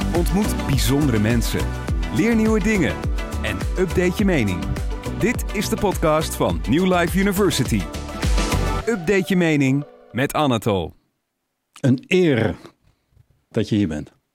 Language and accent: Dutch; Netherlands; ik ben zelf half Oekraïner, wel opgegroeid in, in Nederland